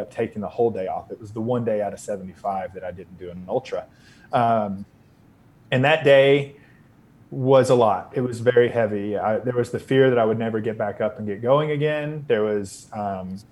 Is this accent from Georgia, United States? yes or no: yes; Northeast Georgia mountains, United States; moved away; also born or lived in Austin, Texas; I grew up in the Northeast Georgia mountains, so in the foothills of the Appalachians.